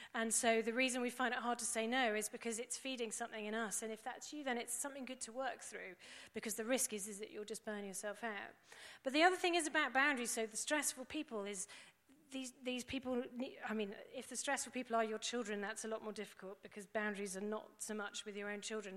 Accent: England, United Kingdom; we're English

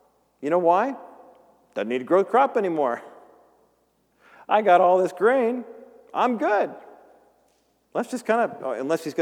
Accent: Whittier, California, United States; also born or lived in Orange County; growing up in Whittier before we moved to Orange County

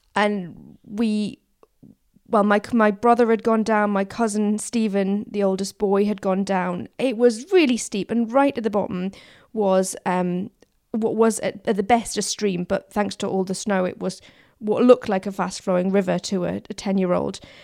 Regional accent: Newcastle upon Tyne, North East England, United Kingdom; moved away; I grew up in Newcastle

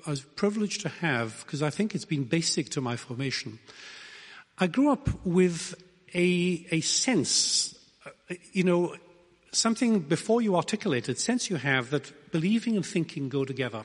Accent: Wales, United Kingdom; I come from Wales.

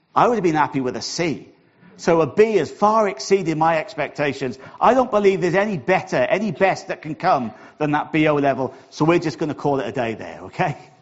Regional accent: Wales, United Kingdom; accent: Welsh; my Welsh accent

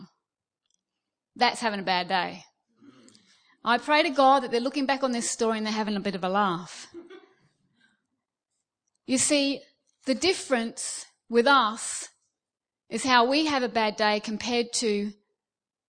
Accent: Australia; moved away as an adult; now in United Kingdom; Now, I'm Australian, okay? I've been here almost 5 years.

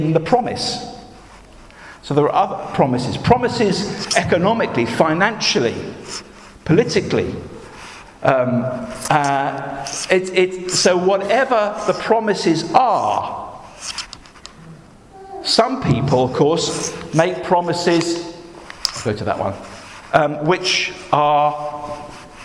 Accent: United Kingdom; I was born here

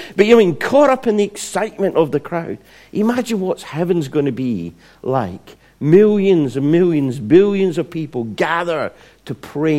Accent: Scotland, United Kingdom; where I was brought up in Scotland

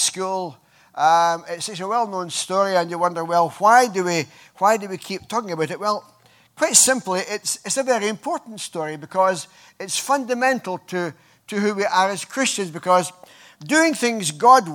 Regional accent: Scotland, United Kingdom; moved away; I come from Scotland

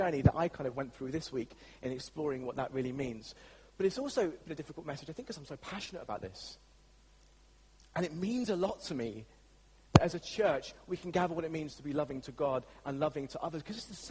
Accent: England, United Kingdom; As English people

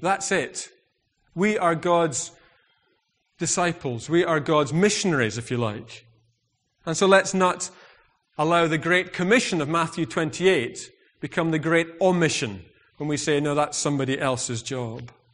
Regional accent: United Kingdom; I'm very British

